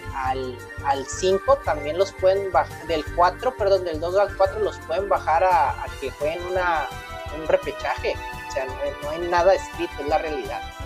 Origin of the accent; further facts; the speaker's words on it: Monterrey, Nuevo León, Mexico; como regio